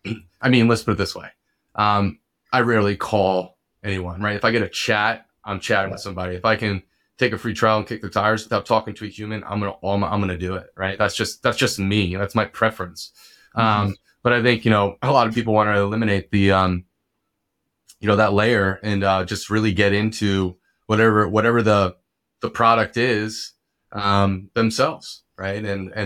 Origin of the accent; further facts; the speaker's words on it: New Jersey, United States; So I was born and raised in Bergen County, New Jersey. Lived there, obviously, for a while. I bounced over to Hoboken, put a little stint in there. From there, I moved out to the Lehigh Valley.